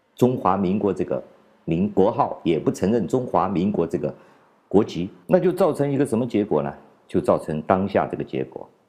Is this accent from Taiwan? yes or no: no; China; 我们作为一个中国人啊